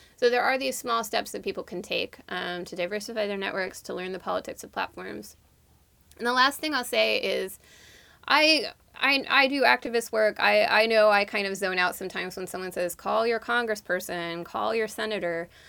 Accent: East Bay, San Francisco Bay Area, California, United States; So I grew up in the Bay Area. Um, I grew up in the East Bay

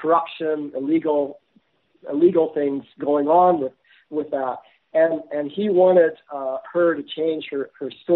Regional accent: Canada; as a Canadian citizen

